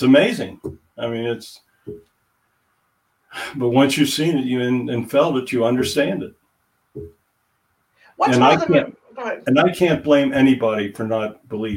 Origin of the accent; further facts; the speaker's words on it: Hershey, Pennsylvania, United States; I was born in Hershey, which is like 30 miles from Gettysburg